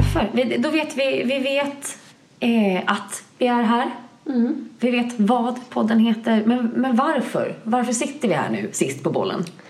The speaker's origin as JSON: {"language": "Swedish", "town": "Bankeryd", "region": "Jönköping County", "country": "Sweden", "tie": "born or raised there", "also_born_or_lived": "Linköping", "moved": "yes", "lives_now": "Malmö, Sweden", "said": "säger jag Jönköping, Jönköping för att folk ska mm. förstå vart jag är från Bankeryd"}